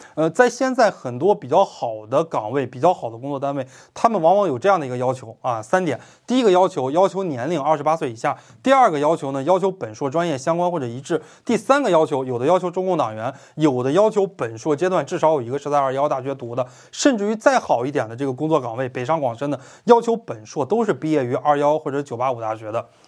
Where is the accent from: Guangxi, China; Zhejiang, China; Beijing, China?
Beijing, China; also born or lived in Hunan; 我是北京人